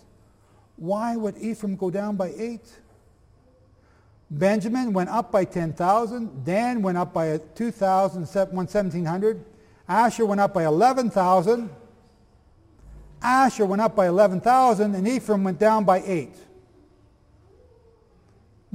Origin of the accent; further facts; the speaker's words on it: Canada; I'm from Canada.